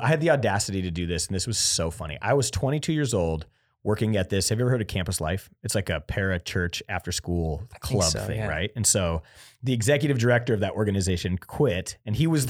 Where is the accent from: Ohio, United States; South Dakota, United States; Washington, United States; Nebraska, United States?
Nebraska, United States; Lincoln; also born or lived in Imperial, Nebraska; I am from Lincoln, Nebraska, but my cell phone number is from Imperial, Nebraska